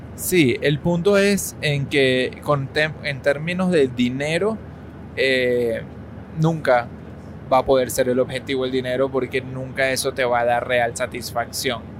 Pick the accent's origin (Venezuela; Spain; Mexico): Venezuela; now in United States; nosotros somos personas que vivimos y crecimos en Venezuela, ¿ok? Y que de pronto, pues nos mudamos a Estados Unidos.